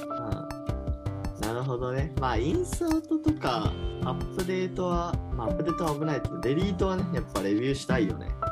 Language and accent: Japanese; Hiroshima, Japan; now in Tokyo, Japan; 広島県出身なんで戸籍謄本もそっちじゃないと取得できない